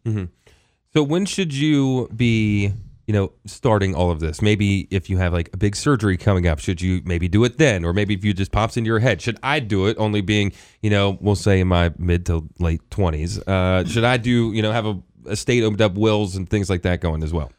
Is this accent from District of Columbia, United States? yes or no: no; Hagerstown, Maryland, United States; moved away; growing up in Hagerstown, Washington County